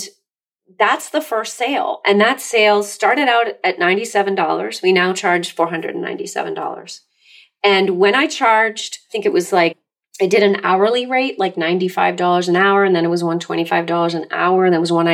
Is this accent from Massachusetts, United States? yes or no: yes; Massachusetts, United States; I'm Massachusetts